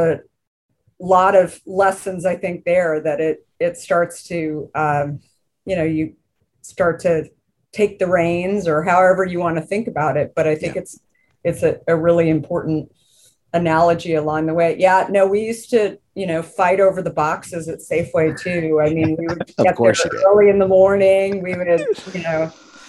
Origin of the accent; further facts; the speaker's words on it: Arizona, United States; growing up in Arizona